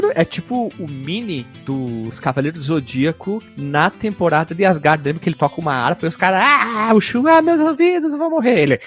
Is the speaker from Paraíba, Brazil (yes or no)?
no; Caxias do Sul, Rio Grande do Sul, Brazil; sou de Caxias do Sul, do Sul, no Rio Grande do Sul